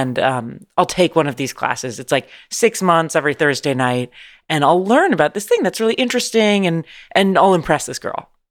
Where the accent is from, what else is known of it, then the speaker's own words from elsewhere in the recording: San Francisco, California, United States; moved away as an adult; now in Los Angeles, United States; I'm from San Francisco, California, born and raised.